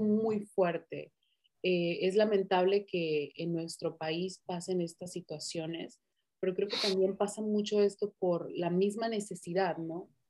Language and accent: Spanish; Tijuana, Baja California, Mexico; yo me crié prácticamente allá, me siento tijuanense, amo Tijuana